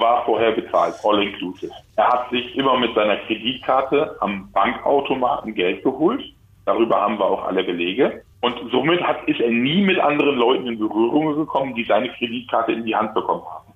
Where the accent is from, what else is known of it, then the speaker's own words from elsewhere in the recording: Germany; ich als Deutscher